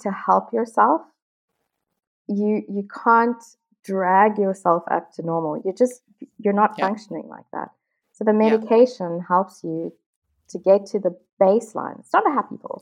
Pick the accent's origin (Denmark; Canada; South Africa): South Africa; moved away; I'm originally from South Africa